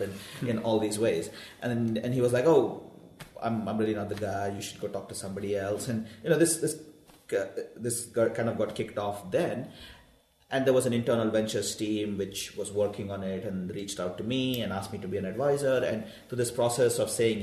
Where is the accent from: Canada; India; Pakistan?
India; Bangalore, Karnataka; moved away as an adult; now in United States; I grew up in South India, in Bangalore